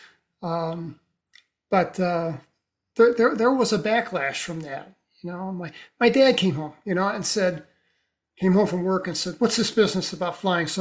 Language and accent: English; St. Louis, Missouri, United States; I was born in East St. Louis, and then we moved over to the other side and lived in a red brick row house in St. Louis City.